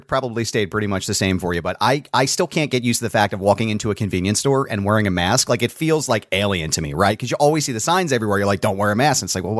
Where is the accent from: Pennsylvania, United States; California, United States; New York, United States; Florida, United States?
Pennsylvania, United States; Philadelphia; now in Pittsburgh, United States; I'm in Pittsburgh now, but I was originally from Philadelphia.